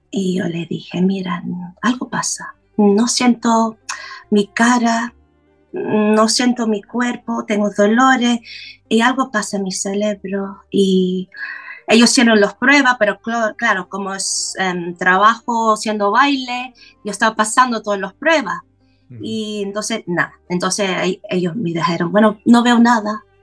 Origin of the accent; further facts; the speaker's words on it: London, United Kingdom; Spanish is a second language; nací en Londres, soy inglesa